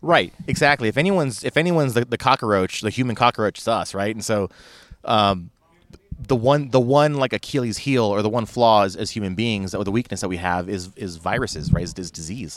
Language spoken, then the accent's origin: English; California, United States; I didn't even wanna say I was from California, but, but I said, "Yeah, we're from, uh, you know, we're from California,"